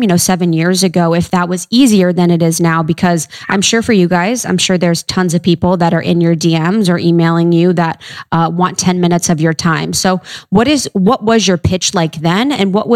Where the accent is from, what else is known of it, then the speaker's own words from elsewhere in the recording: Ohio, United States; I'm from Ohio.